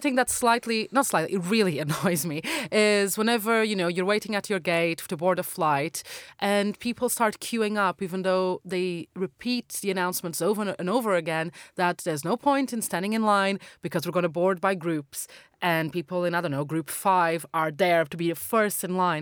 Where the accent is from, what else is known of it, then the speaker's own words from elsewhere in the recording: Madeira, Portugal; moved away; my hometown in, uh, Madeira